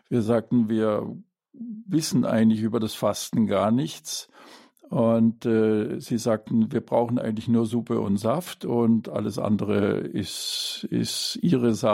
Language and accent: German; Baden-Württemberg, Germany; ich komme aus dem Schwarzwald und das waren circa vier Stunden, die wir hier unterwegs waren.